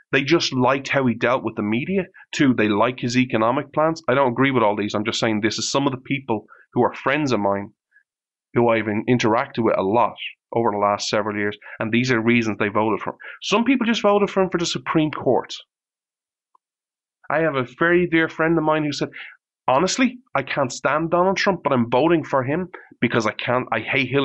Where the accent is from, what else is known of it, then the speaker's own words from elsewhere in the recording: Ireland; I'm Irish